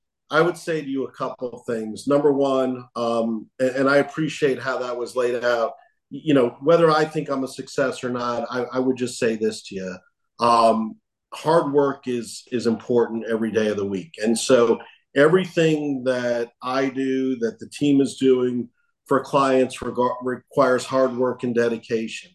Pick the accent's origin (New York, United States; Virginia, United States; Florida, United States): Florida, United States; South Miami; I was actually born in South Miami, South Miami Hospital. And so I am a native Floridian